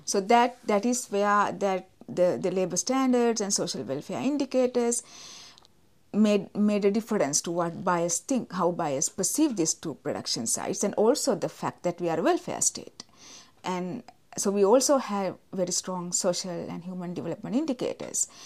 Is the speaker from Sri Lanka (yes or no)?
yes; Sri Lanka; I'm from Sri Lanka